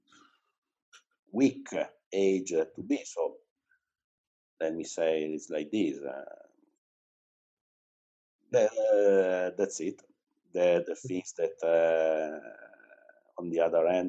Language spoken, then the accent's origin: English; Cuneo, Piedmont, Italy; English is a second language; now in Turin, Italy; I was born in Cuneo. That is a town that is 80 kilometers away from Cuneo. It's in the mountains, basically. But from when I was 18, I moved to Turin